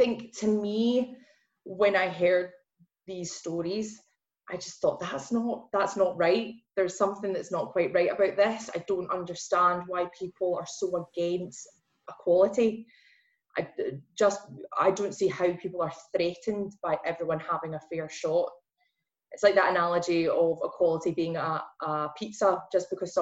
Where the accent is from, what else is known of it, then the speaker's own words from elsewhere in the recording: Glasgow, Scotland, United Kingdom; accent: Glasgow; going full Glasgow in my accent